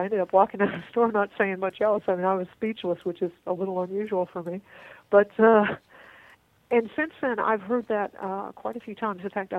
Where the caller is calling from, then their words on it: Texas, United States; and of course I'm calling you from Texas, and we are famous for not having any water here